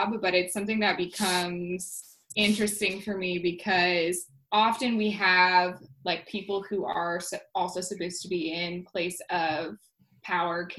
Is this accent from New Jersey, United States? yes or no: no; Connecticut, United States; We are Connecticut broads